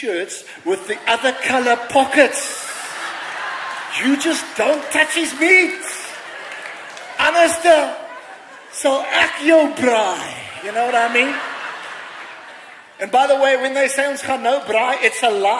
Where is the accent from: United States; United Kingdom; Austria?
United Kingdom; England; now in South Africa; I'm an Englishman